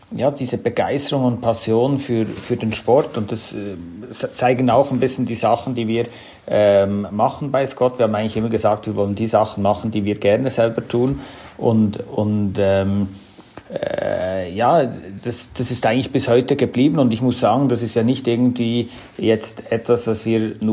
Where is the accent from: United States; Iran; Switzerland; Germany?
Switzerland; von meiner Sprache her komme ich aus der Schweiz, auch vom Namen her … Also das zeigt ein bisschen, äh, wo meine Wurzeln sind.